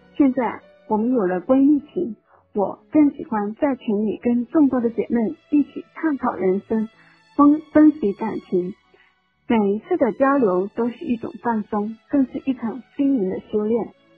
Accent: Shantou, Guangdong, China; moved away; 广东汕头人，今年三十六岁

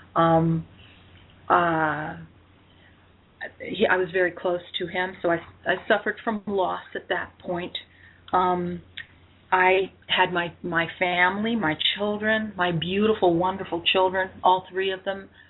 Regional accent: United States; also born or lived in Pennsylvania / North Carolina; now in St. George, United States; I'm originally from the East

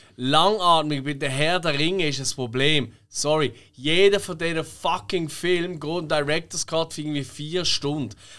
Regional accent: Basel, Basel-Stadt, Switzerland; accent: Basel German; wir lieben unseren Dialekt. Wir sagen jetzt, also ich würde jetzt sagen, dass ich finde, der Basel ist der schönste in der Schweiz

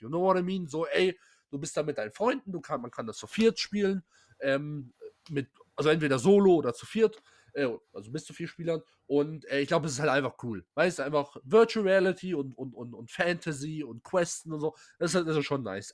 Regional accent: Pforzheim, Baden-Württemberg, Germany; ich komme aus Pforzheim

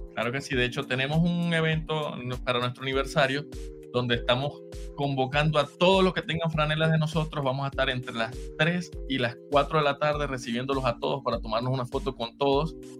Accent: Machiques, Zulia, Venezuela; moved away as an adult; now in Utah, United States; yo soy de Machiques

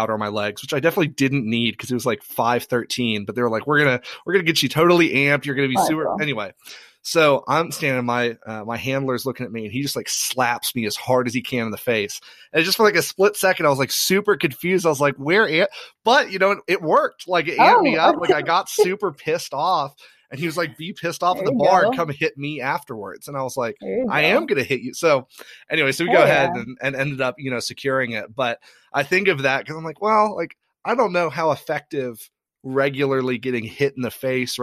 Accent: Ireland; now in United States; I grew up in Ireland

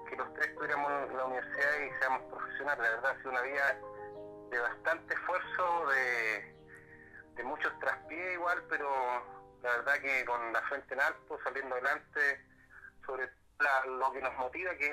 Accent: Chiguayante, Biobío, Chile; Yo provengo una población bien particular, en la comuna Chipoyante, me crié en el Valle de la Tierra desde los 8 años, hoy día tengo 48, eh, más de 40 años viviendo en la comuna Chipoyante, pero mi, niñez, mi adolescencia y juventud la, la, la pasé en la población de Chipoyante

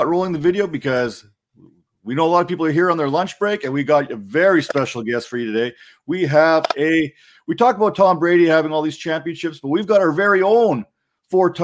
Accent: Canada; I'm Canadian

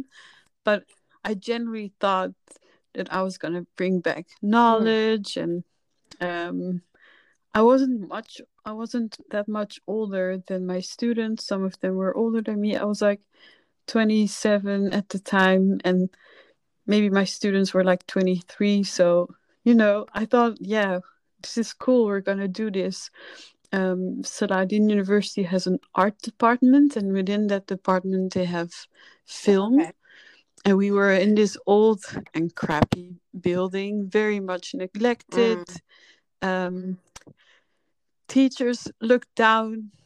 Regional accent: Netherlands; moved away as an adult; also born or lived in Paris, France / Kurdistan / Los Angeles, United States / Egypt; I grew up in the Netherlands from 2 on.

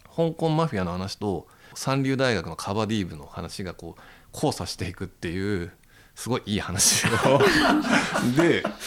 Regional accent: Tokyo, Japan; also born or lived in Okinawa; 僕の地元十条に昔古本屋が7軒かあって

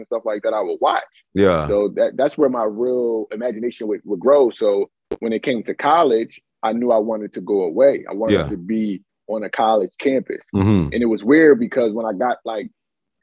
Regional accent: Philadelphia, Pennsylvania, United States; I'm from Philly

